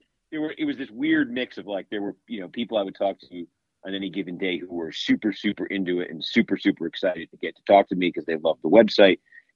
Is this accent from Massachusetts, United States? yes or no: yes; Massachusetts, United States; I didn't grow up in New Jersey. I wasn't from the state. I'm from Massachusetts. I'm going to school in Boston.